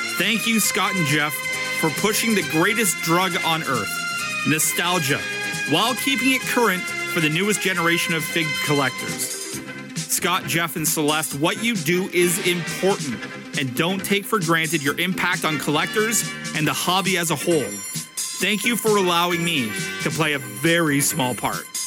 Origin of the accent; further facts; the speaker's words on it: Canada; I'm from Canada